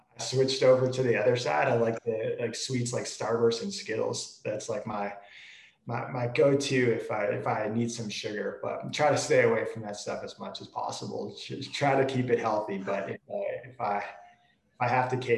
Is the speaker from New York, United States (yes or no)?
yes; New York, United States; moved away; I'm from the East Coast originally, born in New York